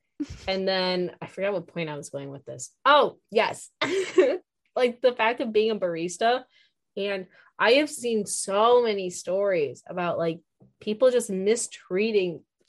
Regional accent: Chicago suburbs, Illinois, United States; I am from Chicago suburbs. I do not say pop.

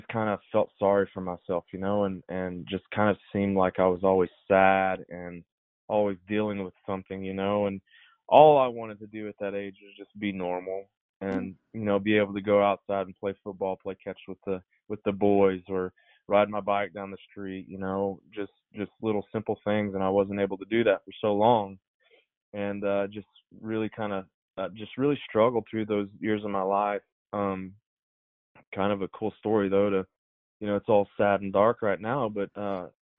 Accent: Hereford, Texas, United States; Hereford, which is my hometown

